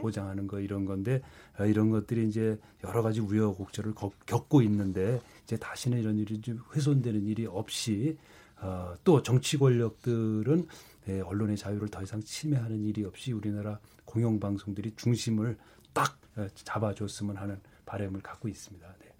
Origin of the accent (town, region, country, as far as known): Gangwon, South Korea; born or raised there